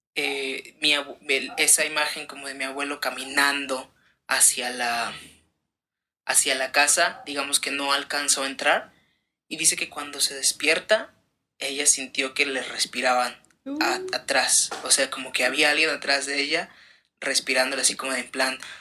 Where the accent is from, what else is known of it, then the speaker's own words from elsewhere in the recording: Veracruz, Mexico; nosotros somos de Veracruz